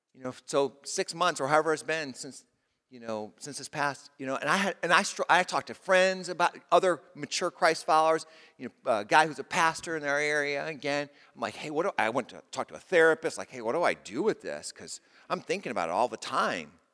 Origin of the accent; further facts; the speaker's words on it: United States; as an American